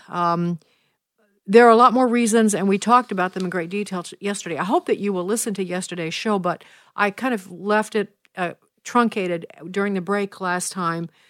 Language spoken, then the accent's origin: English; Chicago, Illinois, United States; moved away; my hometown of Chicago